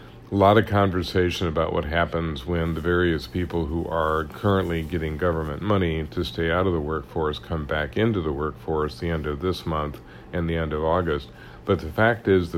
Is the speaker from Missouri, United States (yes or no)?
yes; Kansas City, Missouri, United States; I'm from Kansas City